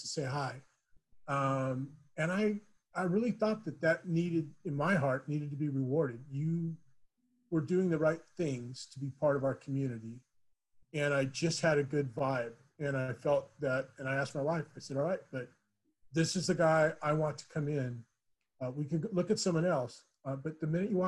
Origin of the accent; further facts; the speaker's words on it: Huntington Beach, California, United States; now in Chino, United States; I grew up in Huntington Beach and didn't leave there until I came to Chino